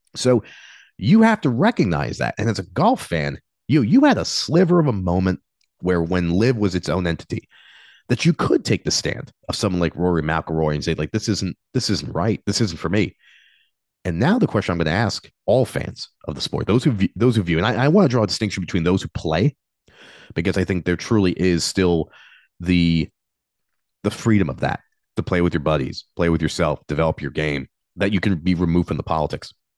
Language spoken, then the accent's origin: English; United States; I'm an American